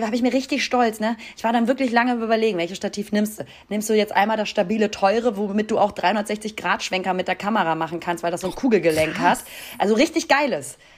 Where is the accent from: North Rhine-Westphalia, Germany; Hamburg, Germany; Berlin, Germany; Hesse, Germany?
Hamburg, Germany; da, wo ich herkomme. also aus Hamburg